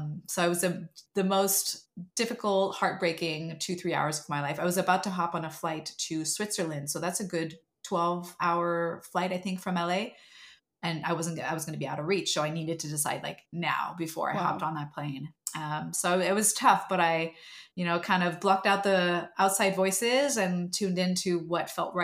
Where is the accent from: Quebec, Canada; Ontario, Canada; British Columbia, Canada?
Quebec, Canada; Montreal; moved away as an adult; now in Los Angeles, United States; I was actually still in Montreal. I think I must have been 21 or 22 years old when I auditioned for her for the first time